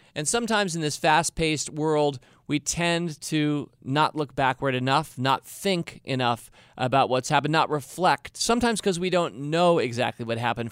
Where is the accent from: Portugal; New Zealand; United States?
United States; Washington, District of Columbia; I grew up in Washington D.C., where we have hot summers, and those who are in this area know that we're a city built on a swamp